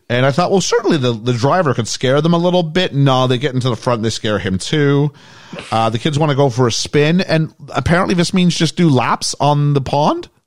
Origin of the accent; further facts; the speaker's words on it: England, United Kingdom; I was from England, so I couldn't skate worth a lick.